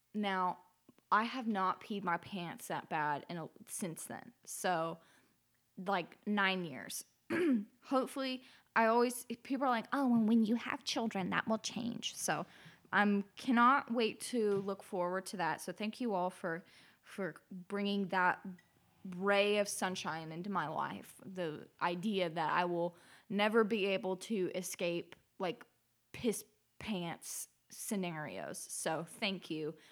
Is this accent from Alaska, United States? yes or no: yes; Alaska, United States; growing up in Alaska